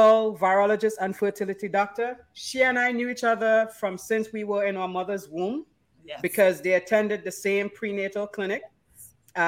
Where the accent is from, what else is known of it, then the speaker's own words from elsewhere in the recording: Roxborough, Tobago, Trinidad & Tobago; I was born in Tobago as well. Born and raised in Tobago